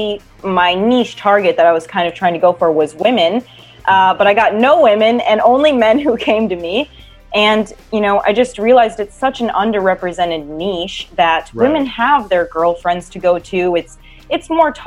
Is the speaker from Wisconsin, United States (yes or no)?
yes; Wisconsin, United States; moved away; also born or lived in Hollywood, California; I grew up in Wisconsin and I also moved to Hollywood, California.